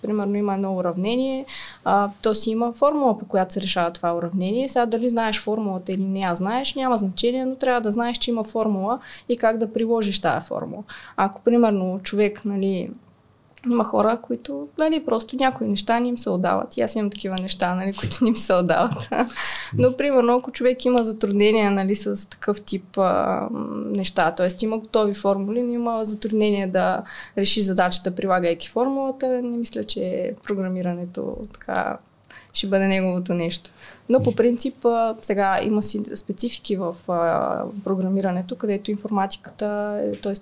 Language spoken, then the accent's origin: Bulgarian; Smolyan, Smolyan Province, Bulgaria; moved away as an adult; now in Sofia, Bulgaria; аз съм от Смолян, израснала съм в Смолян, учила съм в Смолян и в последствие дойдох в София за висшето си образование и така и си останах в, в София